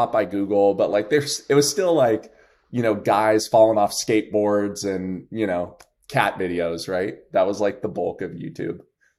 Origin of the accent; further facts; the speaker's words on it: New Jersey, United States; I'm from Jersey. So I say New York because nobody knows like where Parsippany is